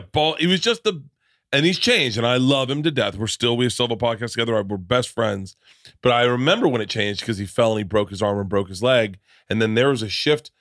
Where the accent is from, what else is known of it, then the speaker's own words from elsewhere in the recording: Florida, United States; moved away; also born or lived in New York; I grew up in Florida.